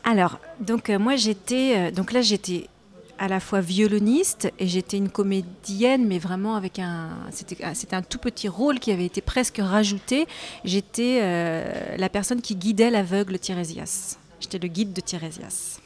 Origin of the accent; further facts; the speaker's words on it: Saint-Nazaire, Pays de la Loire, France; en étant d'origine nazérienne, donc j'ai grandi à Saint-Nazaire